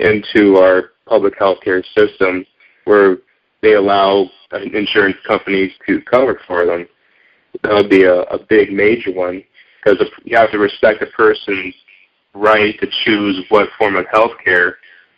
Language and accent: English; Chicago, Illinois, United States; I'm from Chicago area, so I'm in the hub there. I'm in the suburbs there.